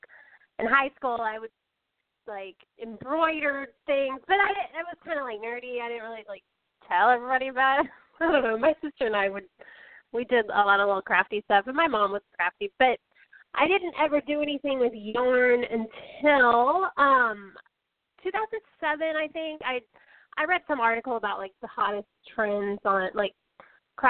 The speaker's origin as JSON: {"language": "English", "town": "Austin", "region": "Texas", "country": "United States", "said": "we're both from Austin"}